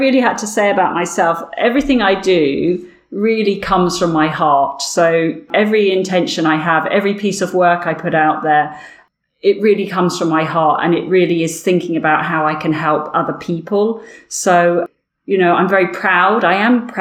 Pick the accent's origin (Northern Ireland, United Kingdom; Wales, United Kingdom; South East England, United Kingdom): South East England, United Kingdom; Windsor; accent: Berkshire, Windsor accent; also born or lived in Wimbledon, London; now in London, United Kingdom; this accent, I guess, is a Berkshire, a Windsor accent